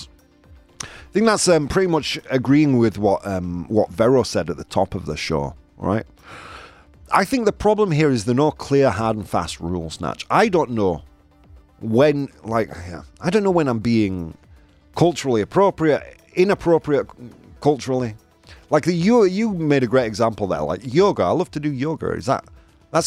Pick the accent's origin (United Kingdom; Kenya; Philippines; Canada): United Kingdom; now in Spain; I was raised in Britain.